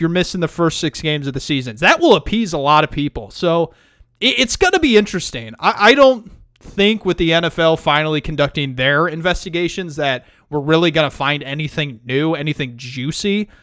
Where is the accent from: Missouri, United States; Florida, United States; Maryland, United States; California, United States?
Missouri, United States; St. Louis; born or raised there